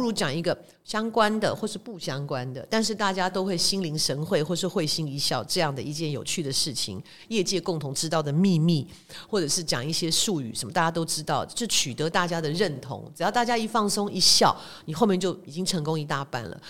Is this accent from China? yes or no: no; Taiwan; 我们台湾人做事比较讲感情嘛